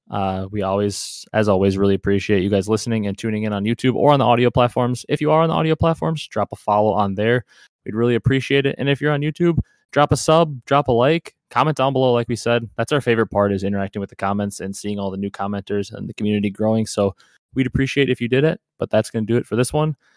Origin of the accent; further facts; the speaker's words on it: Wisconsin, United States; I'm from Wisconsin